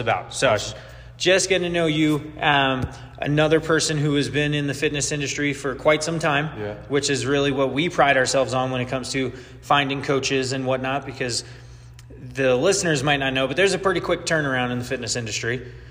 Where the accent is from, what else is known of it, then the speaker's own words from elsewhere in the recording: New York, United States; I'm a New Yorker